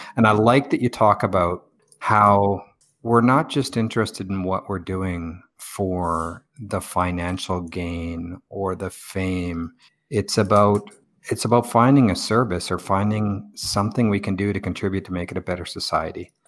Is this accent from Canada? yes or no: yes; Victoria, British Columbia, Canada; moved away; Victoria, British Columbia, where I'm from